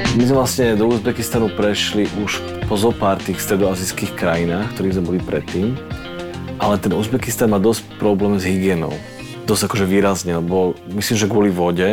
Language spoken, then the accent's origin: Slovak; Slovakia; my zo Slovenska